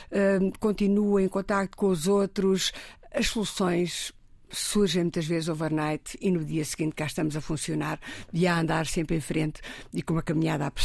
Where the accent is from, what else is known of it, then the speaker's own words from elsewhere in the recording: Santarém District, Portugal; moved away as an adult; Volto, volto. Uh, uh, Inês, eu, eu, saí do Ribatejo há quase 50 anos, não é? uh, a dizer que um dia destes volto cá e a achar que vinha para a faculdade